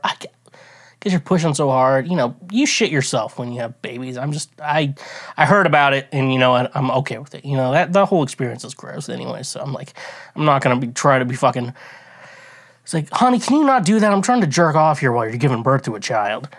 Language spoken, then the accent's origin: English; Kansas City, United States; I'm from the Kansas, like, I'm around, from around that area